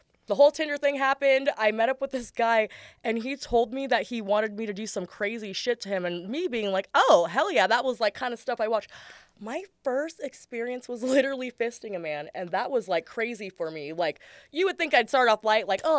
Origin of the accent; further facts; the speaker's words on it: San Diego, California, United States; also born or lived in Escondido, California; born and raised in San Diego.